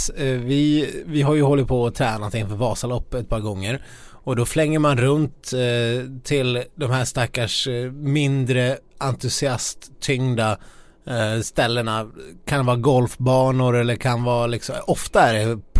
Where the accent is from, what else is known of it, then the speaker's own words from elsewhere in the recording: Ludvika, Dalarna County, Sweden; now in Stockholm, Sweden; utanför Ludvika där jag kommer ifrån